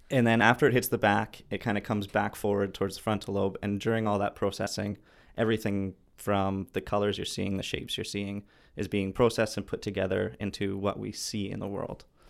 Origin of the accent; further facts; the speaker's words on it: Vancouver, British Columbia, Canada; I'm from Vancouver.